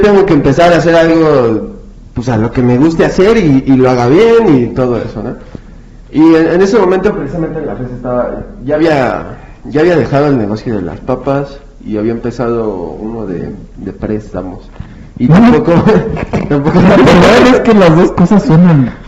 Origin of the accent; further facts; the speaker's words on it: Mexico; nuestro deber como mexicanos